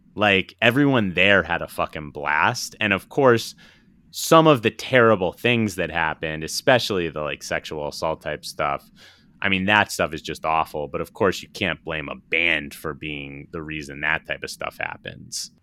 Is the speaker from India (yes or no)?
no; East Coast, United States; growing up on the East Coast